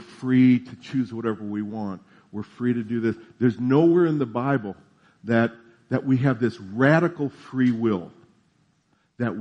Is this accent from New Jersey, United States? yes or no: yes; New Jersey, United States; I'm from New Jersey